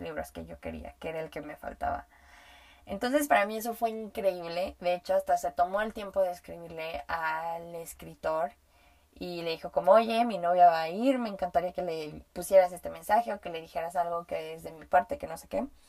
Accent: Mexico; first language Spanish; yo hablo español y nací, em, fui aprendiendo a hablar español porque nací en México

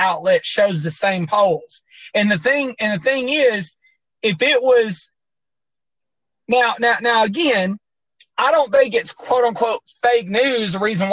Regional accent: Tennessee, United States; We're in Tennessee somewhere.

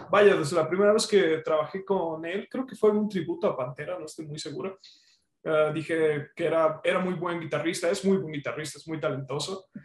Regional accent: Huatusco, Veracruz, Mexico; Sí, soy de Huatusco

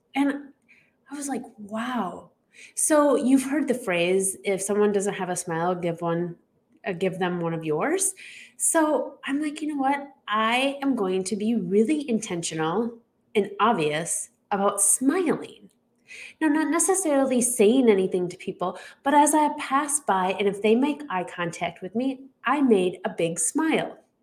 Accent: Chicago, Illinois, United States; I am from the Chicago area

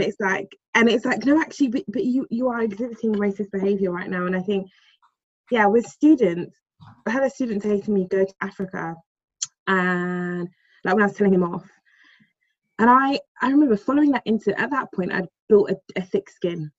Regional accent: London, United Kingdom

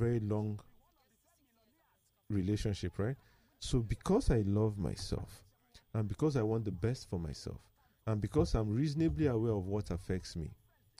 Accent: Nigeria; as a Nigerian

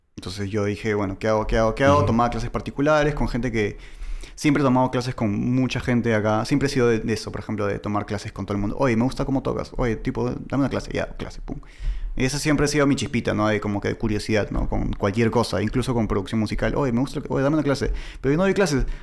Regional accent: Peru; accent: medio argentino; now in Argentina; yo soy de Perú

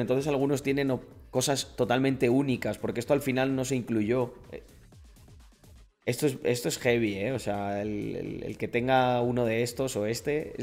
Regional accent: Almendralejo, Extremadura, Spain; soy español 100% de Almendralejo

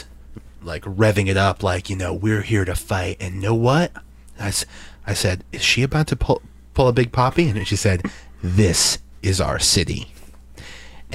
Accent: Boston, Massachusetts, United States; Now we're all from Boston here. We're all from New England

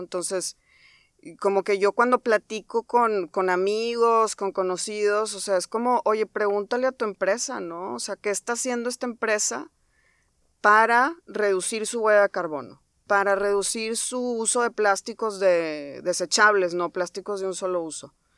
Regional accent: Monterrey, Nuevo León, Mexico; soy egresada del TEC de Monterrey, soy regia.

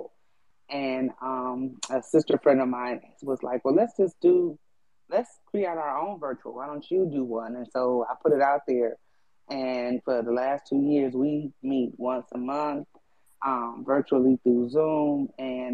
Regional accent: New Orleans, Louisiana, United States; now in Houston, United States; I'm from New Orleans, but I live in Houston right now.

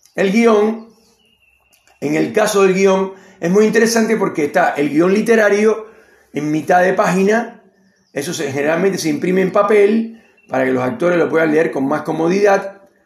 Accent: Cuba; moved away as an adult; also born or lived in Argentina; now in Neuquén, Argentina; soy cubano argentino, con mucho orgullo lo digo

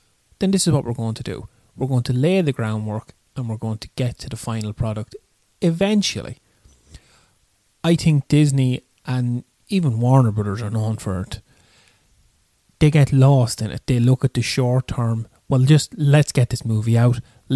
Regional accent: Ireland; we're Irish

